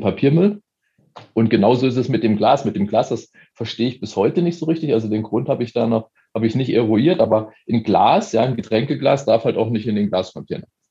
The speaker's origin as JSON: {"language": "German", "region": "eastern Germany", "country": "Germany", "moved": "yes", "lives_now": "Munich, Germany", "said": "also ich komme aus dem Osten"}